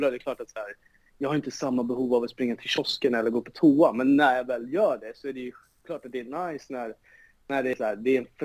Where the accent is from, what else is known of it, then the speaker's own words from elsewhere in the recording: Solna, Stockholm County, Sweden; Alltså jag är uppvuxen på Råsunda